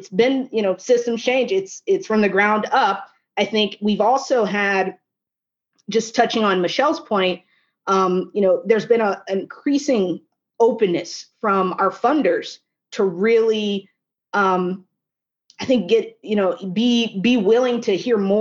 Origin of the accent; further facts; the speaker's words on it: Little Rock, Arkansas, United States; now in Washington, D.C., United States; my hometown of Little Rock, Arkansas